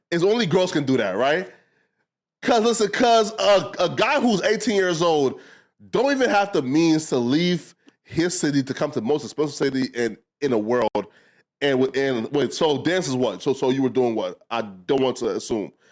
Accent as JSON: {"language": "English", "town": "Fargo", "region": "North Dakota", "country": "United States", "also_born_or_lived": "Moorhead", "said": "I'm from Fargo, Moorhead, so that's like Minnesota is Moorhead. Fargo is, is like North Dakota."}